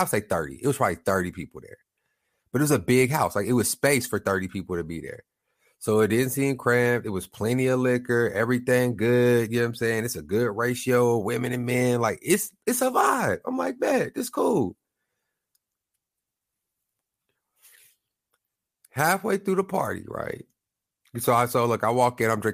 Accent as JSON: {"language": "English", "town": "Lawton", "region": "Oklahoma", "country": "United States", "said": "now I'm from Oklahoma. I'm from Lawton, small town."}